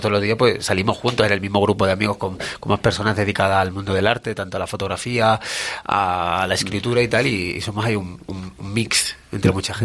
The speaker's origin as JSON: {"language": "Spanish", "town": "Badajoz", "region": "Extremadura", "country": "Spain", "moved": "as an adult", "lives_now": "Madrid, Spain", "said": "soy de Extremadura, de Badajoz, al lado de Portugal"}